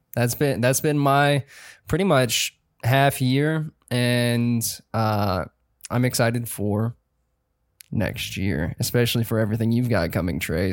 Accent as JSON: {"language": "English", "region": "South Carolina", "country": "United States", "said": "from South Carolina."}